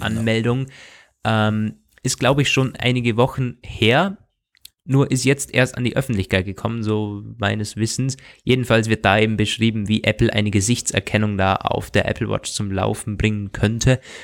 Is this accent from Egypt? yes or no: no; Austria; bei uns in Österreich